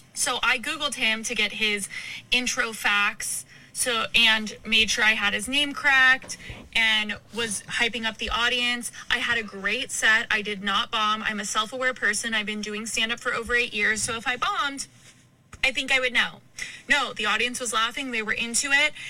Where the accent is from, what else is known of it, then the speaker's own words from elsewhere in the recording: Arkansas, United States; I'm from Arkansas. I went to University of Arkansas